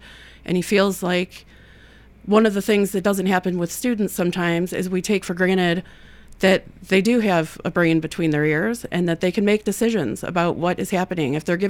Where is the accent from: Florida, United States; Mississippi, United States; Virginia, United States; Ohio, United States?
Ohio, United States; Toledo; now in Murfreesboro, United States; No, I'm a transplant. I came from Toledo, Ohio.